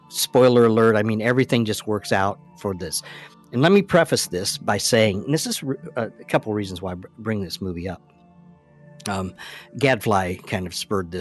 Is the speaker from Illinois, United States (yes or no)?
no; Indiana, United States; I am a Hoosier. I come from Indiana, and I grew up in Indiana, and I grew up in the basketball craze.